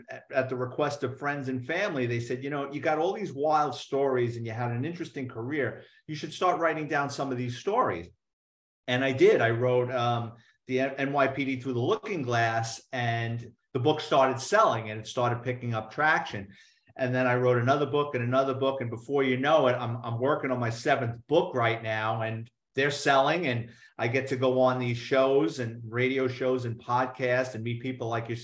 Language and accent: English; New York City, New York, United States; growing up in New York City